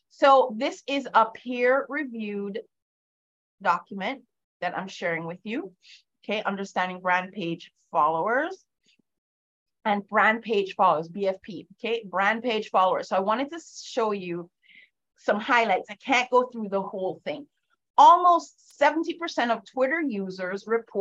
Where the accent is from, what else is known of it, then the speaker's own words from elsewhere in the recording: Jamaica; moved away; I grew up in Jamaica, and my father was somewhat of a celebrity in that country